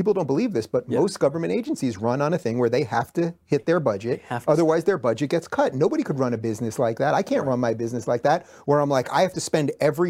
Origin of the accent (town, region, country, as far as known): New York, United States; born or raised there; now in California, United States